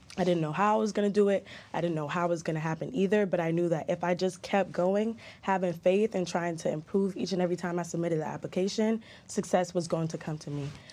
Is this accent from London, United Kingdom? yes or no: yes; London, United Kingdom; born or raised there; also born or lived in Jamaica; now in United States